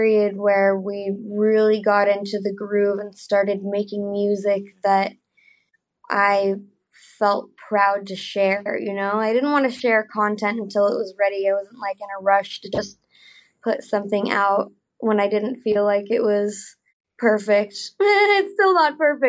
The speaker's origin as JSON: {"language": "English", "town": "Nevada City", "region": "California", "country": "United States", "tie": "born or raised there", "moved": "yes", "lives_now": "Los Angeles, United States", "said": "My hometown is called Nevada City"}